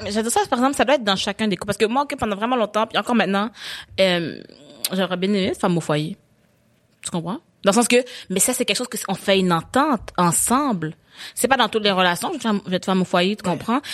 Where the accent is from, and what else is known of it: Quebec, Canada